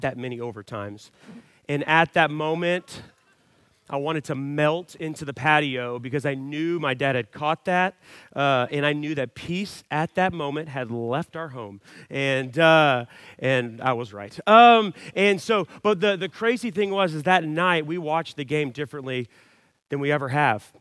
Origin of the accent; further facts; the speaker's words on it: Dallas, Texas, United States; I was born and raised in the Dallas area